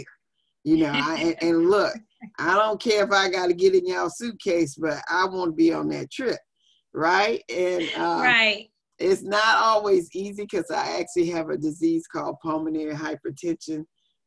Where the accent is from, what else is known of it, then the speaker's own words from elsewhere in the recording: Biloxi, Mississippi, United States; moved away as an adult; I'm from Biloxi